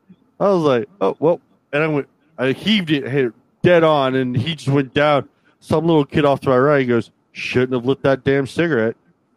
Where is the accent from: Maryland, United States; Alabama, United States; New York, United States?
Maryland, United States; now in Pennsylvania, United States; I'm from Maryland.